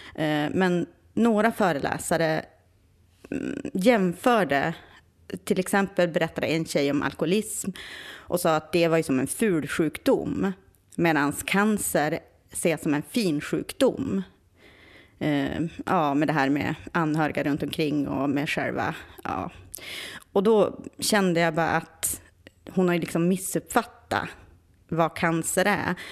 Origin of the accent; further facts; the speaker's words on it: Vindeln, Västerbotten County, Sweden; now in Stockholm, Sweden; jag är från Vindeln.